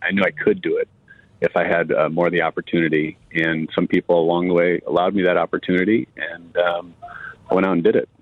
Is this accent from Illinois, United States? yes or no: yes; Chicago, Illinois, United States; moved away as an adult; now in Arizona, United States; we had a blast growing up in the Michael Jordan era.